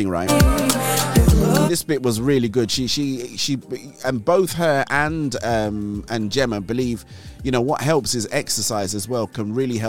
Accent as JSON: {"language": "English", "region": "England", "country": "United Kingdom", "accent": "English", "said": "my English accent. They say, oh, let's get that guy from the UK"}